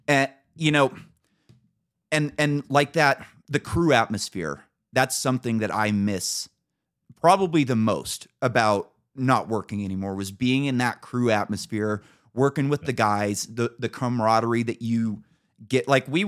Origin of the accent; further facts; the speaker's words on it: Emerald Triangle, California, United States; I'm from the Emerald Triangle.